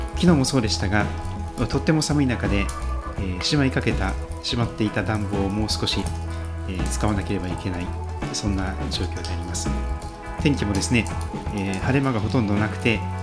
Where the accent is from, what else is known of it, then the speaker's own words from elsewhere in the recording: Pacific side of Japan, Japan; 私太平洋側で生まれ育っております